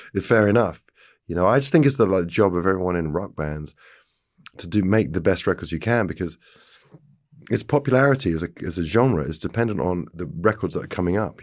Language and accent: English; England, United Kingdom; being English